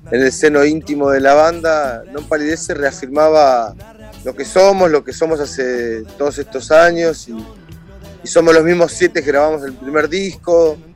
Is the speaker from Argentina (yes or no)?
yes; Argentina; yo soy más argentino que el dulce de leche.